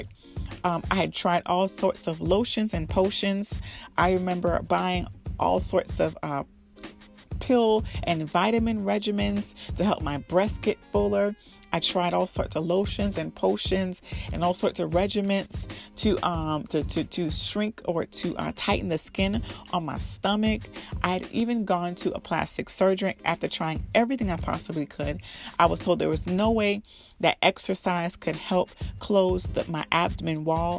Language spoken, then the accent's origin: English; Miami, Florida, United States; I was born and raised in Miami